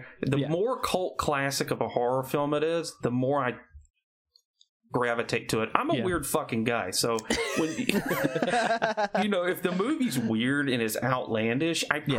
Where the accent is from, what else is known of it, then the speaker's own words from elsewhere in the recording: Alabama, United States; I'm from Alabama.